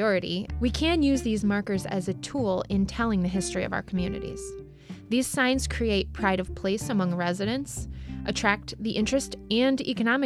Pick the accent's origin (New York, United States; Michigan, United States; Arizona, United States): New York, United States; next town over from Edinburg; the town of Edinburgh, where I live now, but I actually grew up in the next town over